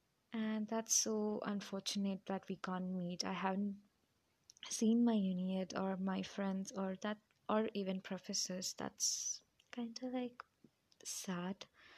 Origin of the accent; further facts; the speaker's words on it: Kerala, India; now in United Arab Emirates; I'm an Indian. I was born and brought up in UAE, but still I'm an Indian. I spent my 8 to 9 years in India, and I'm from Kerala. I miss my hometown.